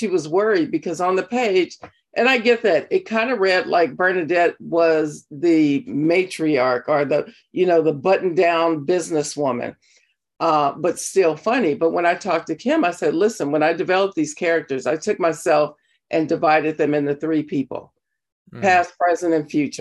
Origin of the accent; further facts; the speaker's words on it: Compton, California, United States; I come from, I grew up in Compton, California